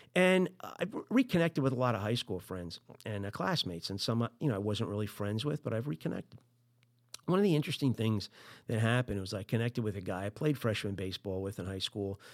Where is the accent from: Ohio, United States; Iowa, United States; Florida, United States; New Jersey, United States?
New Jersey, United States; I'm from Jersey